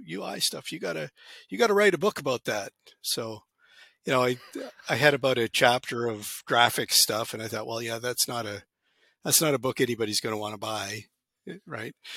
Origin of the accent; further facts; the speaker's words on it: Canada; also born or lived in Alberta; I grew up in Canada